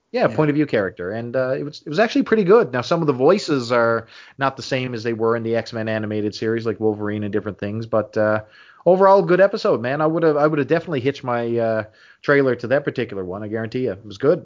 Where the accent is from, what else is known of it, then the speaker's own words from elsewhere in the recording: Canada; I'm a Canadian boy